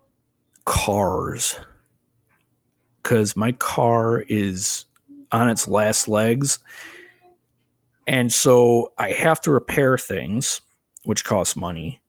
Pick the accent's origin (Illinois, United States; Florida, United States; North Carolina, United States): Illinois, United States; Crystal Lake; I am from Crystal Lake, Illinois.